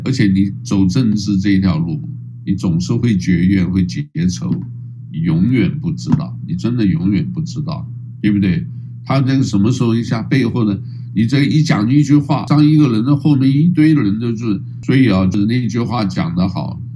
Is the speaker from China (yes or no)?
no; Taiwan; also born or lived in Hawaii; 台湾呢是在这里出生长大的